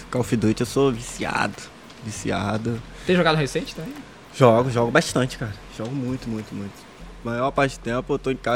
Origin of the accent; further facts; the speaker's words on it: Rio de Janeiro, Brazil; Eu sou de Jacarepaguá